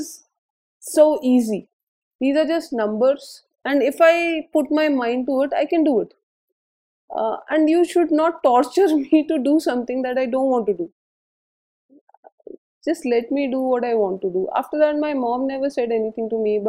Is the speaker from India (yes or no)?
yes; Jaipur, Rajasthan, India; I was born and brought up in Jaipur